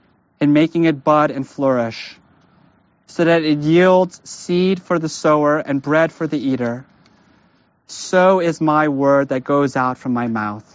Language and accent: English; United States; as American Christians